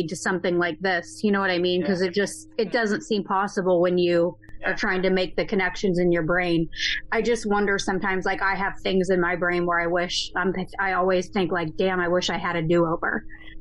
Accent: Iowa, United States; also born or lived in Virginia; now in Richmond, United States; I grew up in Iowa, so we don't see that in my town

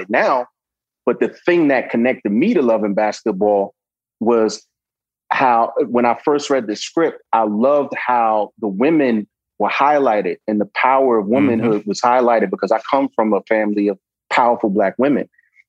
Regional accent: New York City, New York, United States; I'm from New York, Brooklyn born and raised.

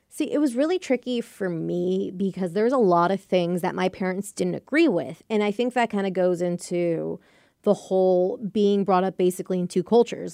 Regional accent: United States; I was born and raised here by Mexican parents

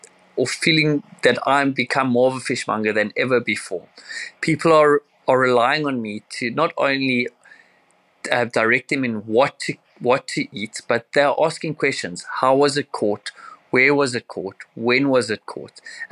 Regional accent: Cape Town, Western Cape, South Africa; I'm from Cape Town, South Africa. I've been fishing since the age of 5

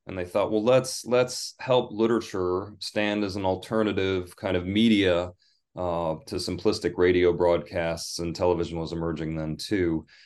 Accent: Michigan, United States; I'm from the United States. I was born in Michigan

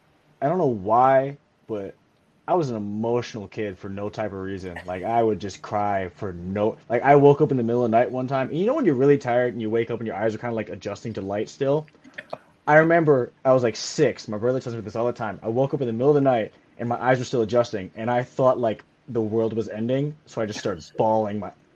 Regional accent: Joliet, Illinois, United States; I grew up in Joliet

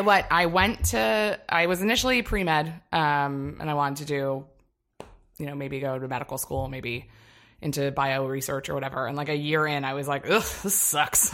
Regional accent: Annapolis, Maryland, United States; moved away; I'm from Annapolis, Maryland

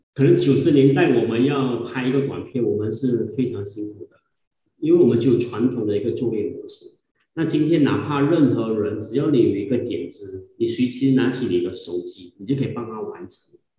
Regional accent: Malaysia; 我们有自己国家的这个马来语

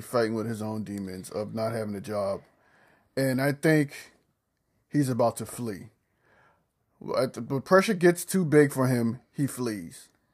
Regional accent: the South, United States; I'm from the country. I'm from the South

